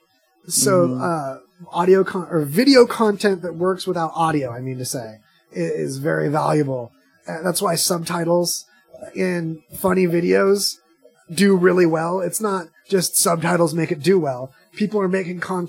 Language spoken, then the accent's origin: English; California, United States; now in Las Vegas, United States; growing up in California